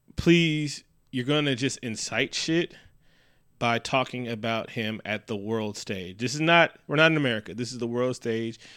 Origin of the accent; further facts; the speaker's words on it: Oakland, California, United States; my hometown